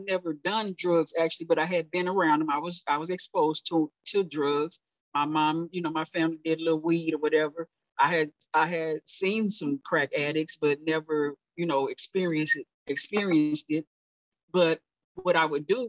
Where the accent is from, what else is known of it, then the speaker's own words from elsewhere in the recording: Dallas, Texas, United States; I born and raised in Oak Cliff, Southern sector